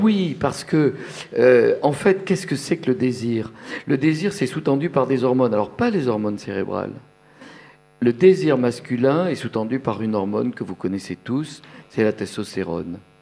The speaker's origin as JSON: {"language": "French", "town": "Bordeaux", "region": "Nouvelle-Aquitaine", "country": "France", "tie": "born or raised there", "moved": "yes", "lives_now": "Paris, France", "said": "j'ai le souvenir dans mon enfance à Bordeaux dans les années 50"}